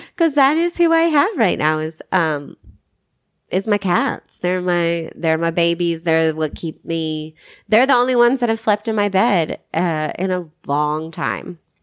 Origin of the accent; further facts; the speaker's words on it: Arkansas, United States; moved away; I'm from Arkansas